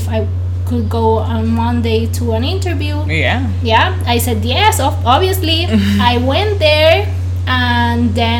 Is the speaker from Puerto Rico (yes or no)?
yes; Barranquitas, Puerto Rico; now in Guaynabo, Puerto Rico; I am from Barranquitas. That is a town in the center of the island